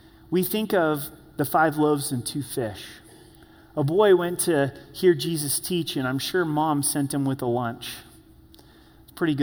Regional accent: Grants Pass, Oregon, United States; I was born and raised in Grants Pass, Oregon

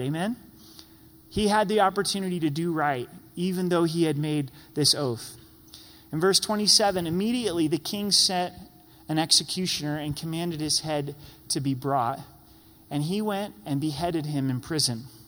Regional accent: United States; as American Christians

